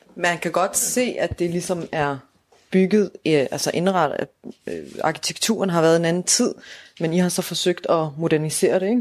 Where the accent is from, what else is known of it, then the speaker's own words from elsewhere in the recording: Odense, Southern Denmark, Denmark; jeg kommer selv fra Volsmose